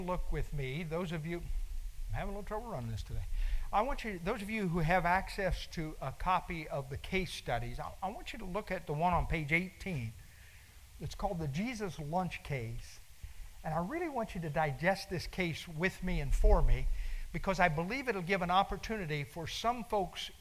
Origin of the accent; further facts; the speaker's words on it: United States; I'm an American. I've spent 65 years in this land.